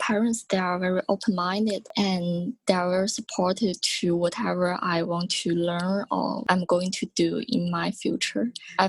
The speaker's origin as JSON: {"language": "English", "region": "northeastern China", "country": "China", "tie": "born or raised there", "second_language": "English", "moved": "as an adult", "lives_now": "Hong Kong", "said": "I was living in northeastern China."}